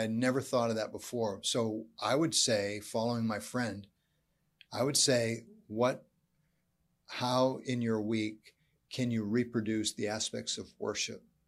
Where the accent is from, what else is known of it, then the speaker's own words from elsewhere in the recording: United States; also born or lived in Canada; being an American